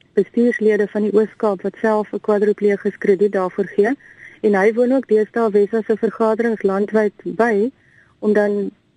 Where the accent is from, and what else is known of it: South Africa